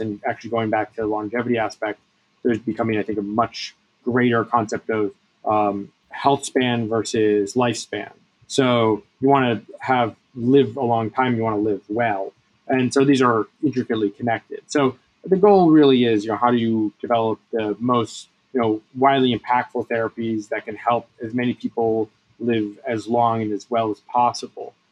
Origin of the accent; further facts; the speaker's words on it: Bethesda, Maryland, United States; I grew up in Bethesda